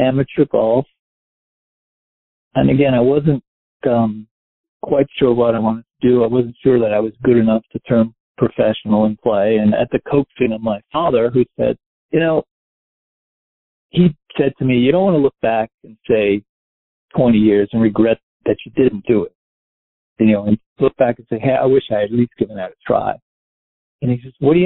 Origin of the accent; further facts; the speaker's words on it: Westchester, New York, United States; moved away as an adult; also born or lived in New Orleans / Miami; I grew up in Westchester. I lived in the city till I was about 4, and we moved to Westchester.